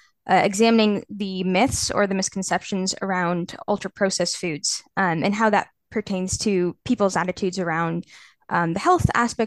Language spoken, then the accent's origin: English; Canada; now in Edinburgh, United Kingdom; I'm from Canada originally